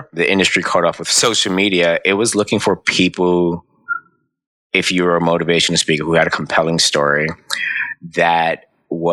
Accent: New York City, New York, United States; my mom, my dad, my three older brothers, we all grew up on Burnside and Andrews

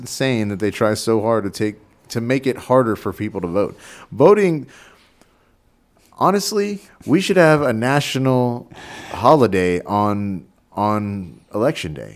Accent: Texas, United States; moved away as an adult; as a Texan and as somebody that loves Texas so much

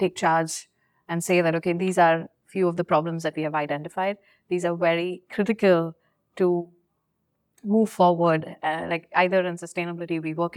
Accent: India; moved away; growing up in India, like, you know, academia and all is quite competitive.

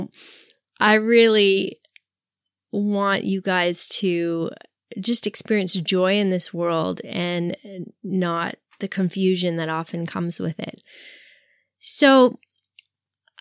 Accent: Canada; since I'm Canadian

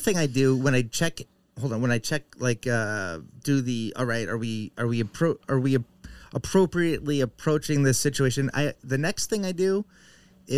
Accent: Concord, New Hampshire, United States; So my hometown of Concord, New Hampshire, it's not a small town, but it's my hometown

